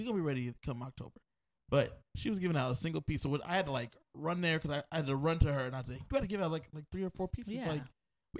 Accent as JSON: {"language": "English", "region": "California", "country": "United States", "said": "So Shantae and I are both from California."}